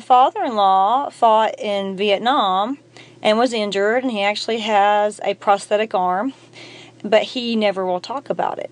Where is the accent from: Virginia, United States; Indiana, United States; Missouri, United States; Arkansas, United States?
Arkansas, United States; we're from Arkansas